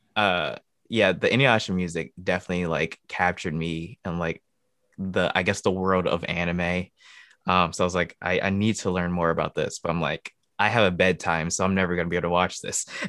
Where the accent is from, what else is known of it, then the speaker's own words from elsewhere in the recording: Michigan, United States; moved away as an adult; now in Ohio, United States; born and raised in Michigan, uh, but currently living in Ohio